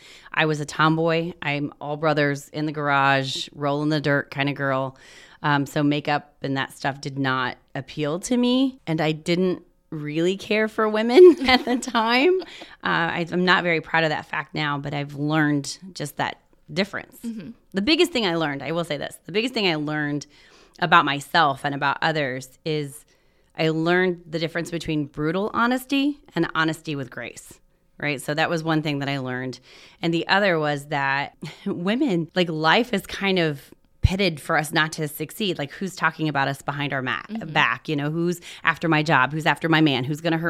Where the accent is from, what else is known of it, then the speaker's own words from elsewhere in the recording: Indiana, United States; also born or lived in Ohio; I'm actually from Southern Indiana. I was what? Born in Ohio.